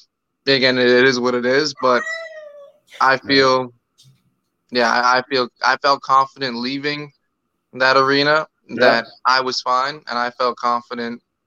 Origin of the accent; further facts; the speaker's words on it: Toronto, Ontario, Canada; I grew up in Rexdale